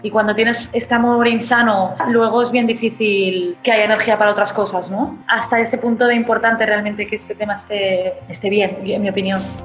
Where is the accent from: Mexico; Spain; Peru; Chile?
Spain; Barcelona, Catalonia; soy escritora, nací en Barcelona, en España